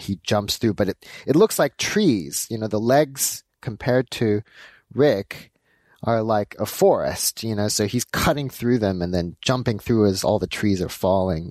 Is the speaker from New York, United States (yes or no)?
no; Los Angeles, California, United States; So I was born in Los Angeles. My parents are uh, Korean. They're uh, and uh, I grew up in L.A